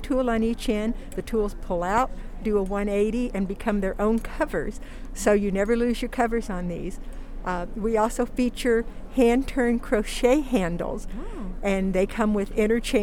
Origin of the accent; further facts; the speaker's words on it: Missouri, United States; We are from Missouri